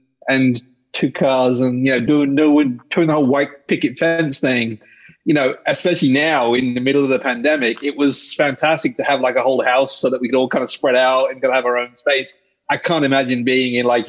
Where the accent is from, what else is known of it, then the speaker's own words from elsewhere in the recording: England, United Kingdom; moved away as an adult; also born or lived in Pakistan / San Francisco / New York City; now in United States; when I was about 4 years old, we moved to England and I lived in England for about 18 years